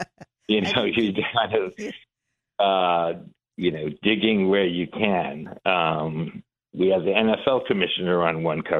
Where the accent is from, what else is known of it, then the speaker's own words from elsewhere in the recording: Iran; moved away; So we were, we came from Iran with my mom during the revolution in 79.